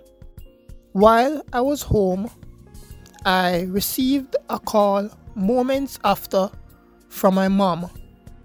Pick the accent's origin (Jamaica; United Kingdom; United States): Jamaica; I am from Jamaica, a university student in Jamaica.